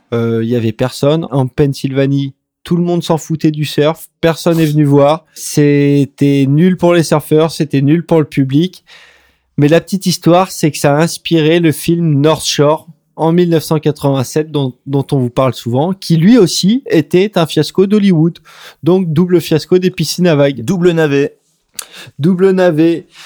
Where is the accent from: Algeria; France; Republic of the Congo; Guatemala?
France; en tant que Français, on est un petit peu déçu